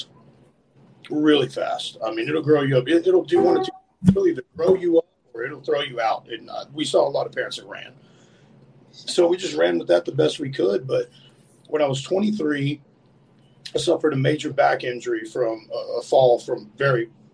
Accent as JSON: {"language": "English", "region": "New Mexico", "country": "United States", "tie": "born or raised there", "said": "I was born and raised in New Mexico"}